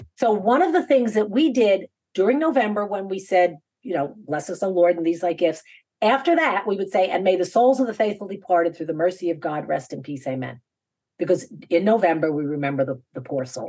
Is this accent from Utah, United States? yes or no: no; New York, United States; I'm from New York